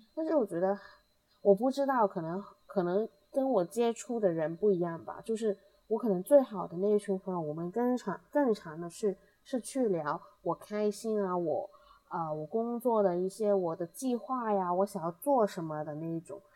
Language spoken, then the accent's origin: Chinese; Hong Kong; 我们香港这边